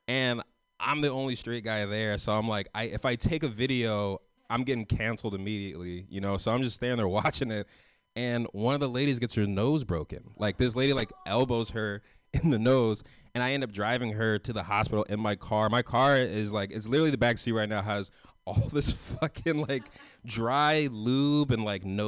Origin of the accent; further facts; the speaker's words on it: San Francisco, California, United States; I'm from San Francisco. I'm from the West Coast